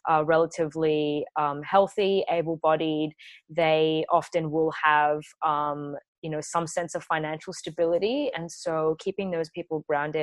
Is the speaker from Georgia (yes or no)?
no; Kurdish from Iraq, Kurdistan Region, Iraq; now in Australia; I'm a former refugee. I'm Kurdish from Iraq